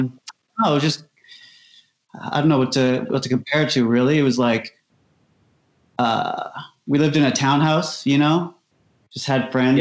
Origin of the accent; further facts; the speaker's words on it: Toronto, Ontario, Canada; Yeah, I grew up just outside Toronto in Scarborough. Scarborough is a part of Toronto now, but back then it was like a suburb. Really big, really multicultural.